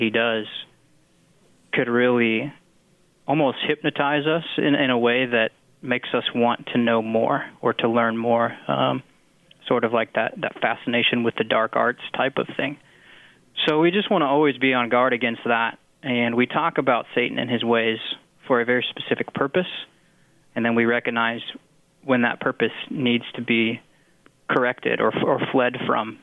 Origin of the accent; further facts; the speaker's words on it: Garden Plain, Kansas, United States; I grew up in Garden Plain, Kansas